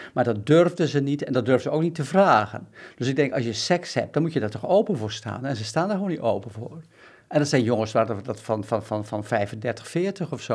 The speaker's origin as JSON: {"language": "Dutch", "town": "Bedum", "region": "Groningen", "country": "Netherlands", "moved": "yes", "said": "ik kom zelf uit Bedum, dat is gewoon een gereformeerd rotdorp"}